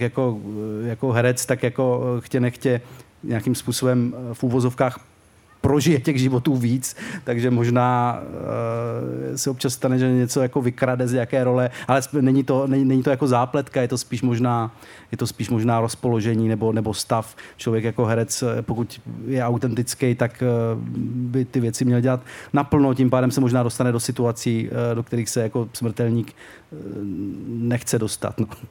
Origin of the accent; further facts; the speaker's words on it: Czechia; naš Česká republika